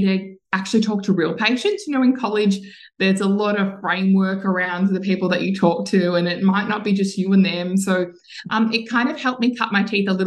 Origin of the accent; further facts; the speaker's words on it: Mount Martha, Victoria, Australia; in my hometown in Mount Martha down here on the Mornington Peninsula